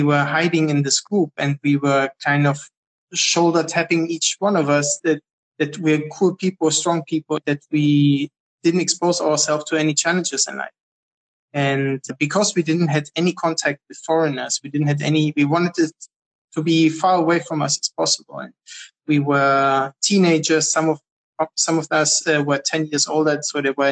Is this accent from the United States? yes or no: no; Germany; also born or lived in Berlin; now in Israel; I grew up in Germany.